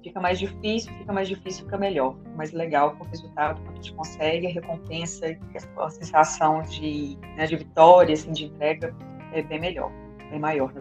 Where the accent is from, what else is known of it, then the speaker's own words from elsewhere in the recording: interior of Minas Gerais, Brazil; Eu sou do interior, aqui de Minas Gerais, minha cidade é uma cidade muito pequena